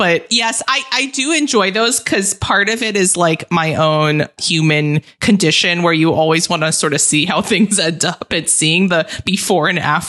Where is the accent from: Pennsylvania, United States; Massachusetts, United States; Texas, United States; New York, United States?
New York, United States; moved away; I do feel like sometimes I'm playing a caricature of a New Yorker